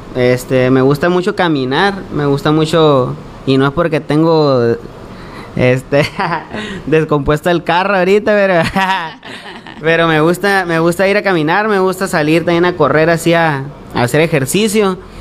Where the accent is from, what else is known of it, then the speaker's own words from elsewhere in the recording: Navojoa, Sonora, Mexico; somos del pueblo de los Guayums, Navajoa, Sonora. Este, pues ahí toda mi infancia ahí me la pasé